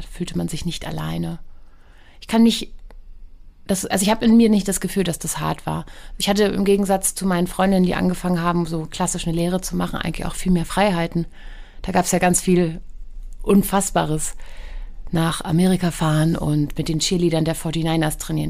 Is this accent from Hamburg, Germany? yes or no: yes; Hamburg, Germany; ich bin geboren in ähm, im AK Wandsbek